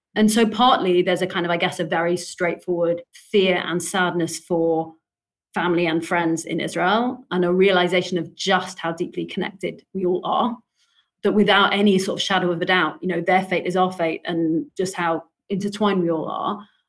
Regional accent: London, United Kingdom; You know, I grew up in London. I've lived here most of my life.

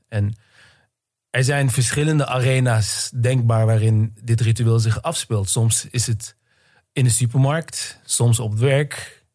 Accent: Netherlands; ik ben zelf inderdaad tweede generatie, geboren en getogen in Nederland.

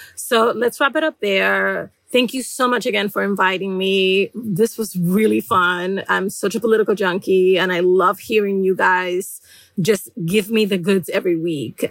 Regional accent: New York City, New York, United States; I'm from the Bronx, where historically we have had astronomical rates of asthma among residents

